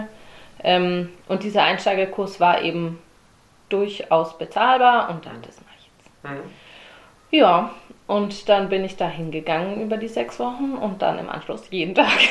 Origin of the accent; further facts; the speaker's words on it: Herrenberg, Baden-Württemberg, Germany; moved away as an adult; also born or lived in Darmstadt, Hesse; now in Stuttgart, Germany; seither bin ich Herrenbergerin, ging es in Kindergarten